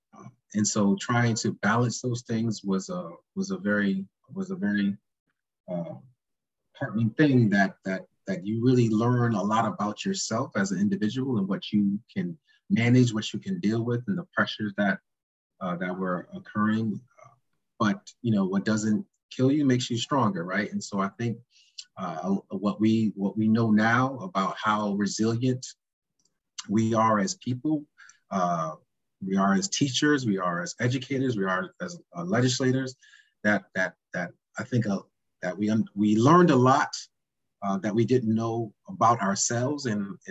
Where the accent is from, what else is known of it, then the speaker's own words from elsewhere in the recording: Hartford, Connecticut, United States; growing up in Hartford